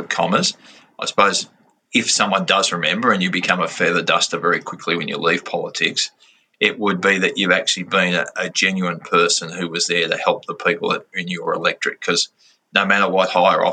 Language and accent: English; Loddon River, Victoria, Australia; we grew up on the Loddon River